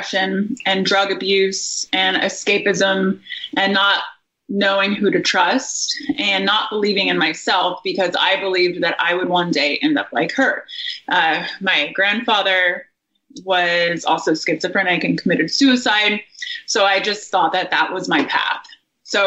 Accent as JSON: {"language": "English", "region": "Indiana", "country": "United States", "tie": "born or raised there", "said": "I grew up in Indiana in a happy family"}